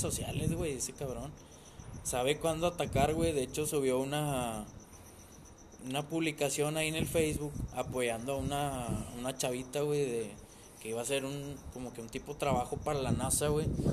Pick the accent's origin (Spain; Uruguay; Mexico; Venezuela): Mexico; como todo mexicano